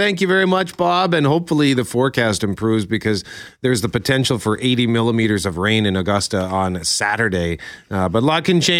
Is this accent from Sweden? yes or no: no; Winnipeg, Manitoba, Canada; I personally can't remember more than one snow day growing up in Winnipeg.